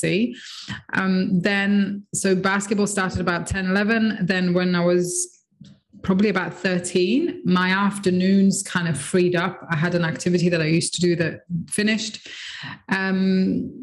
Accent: Nicosia, Nicosia District, Cyprus; I grew up in Nicosia in Cyprus, so a small island in the Med.

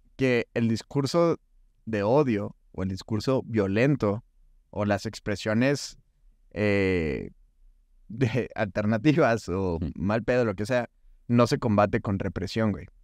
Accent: Hidalgo del Parral, Chihuahua, Mexico; me preguntan de dónde eres de Parral, le digo, sí

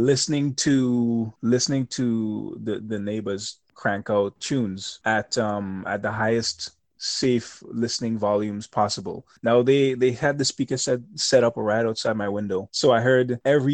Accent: Grenada; now in New York, United States; I grew up in Grenada. Grenada is a very small place

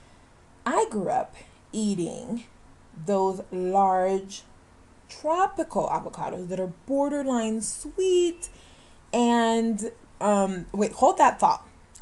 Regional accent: Florida, United States; moved away; I grew up in Florida.

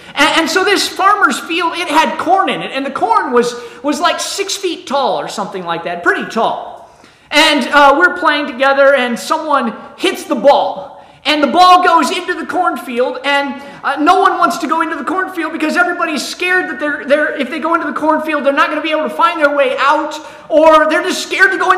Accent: Ohio, United States; I'm from Ohio

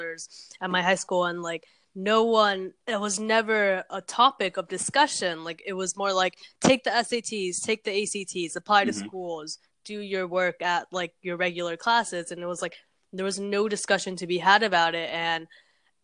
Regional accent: Orlando, Florida, United States; moved away as an adult; also born or lived in Peru / New Jersey; now in New York, United States; I grew up in Orlando at first and then I went to this very rural place

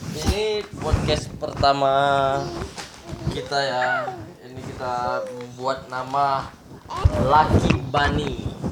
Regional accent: Jambi, Indonesia; moved away as an adult; also born or lived in Yogyakarta; Aye itu orang Jambi

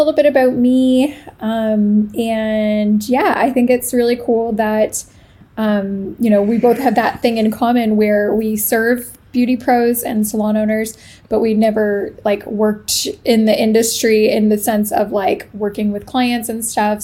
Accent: Canada; moved away as an adult; now in Italy; I am Canadian. I live in Italy as of August of this year

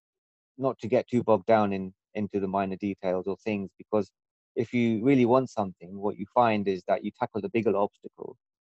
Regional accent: London, United Kingdom; moved away as an adult; I was born and brought up in London for most of my life

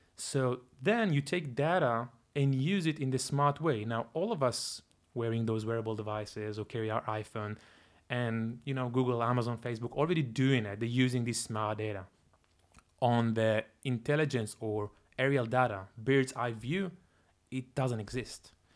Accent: Tel Aviv, Tel Aviv District, Israel; moved away as an adult; also born or lived in Toronto, Canada; I'm originally from Israel. Grew up in, uh, in Tel Aviv most of my life.

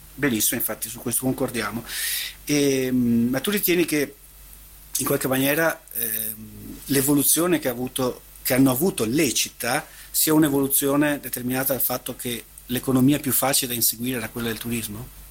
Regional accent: Venice, Veneto, Italy; crescendo a Venezia l'abbiamo avvertita questa appartenenza

